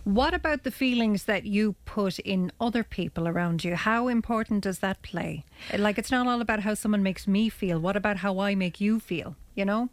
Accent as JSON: {"language": "English", "country": "Ireland", "said": "as Irish people"}